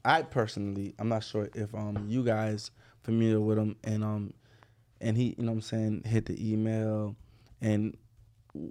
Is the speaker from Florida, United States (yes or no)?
yes; Broward County, Florida, United States; being from Broward